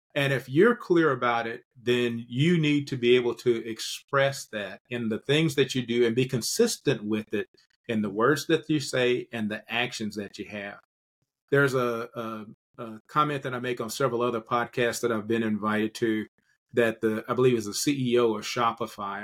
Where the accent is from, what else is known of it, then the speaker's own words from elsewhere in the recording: Kentucky, United States; also born or lived in metropolitan Atlanta, Georgia; now in Atlanta, United States; my home state in Kentucky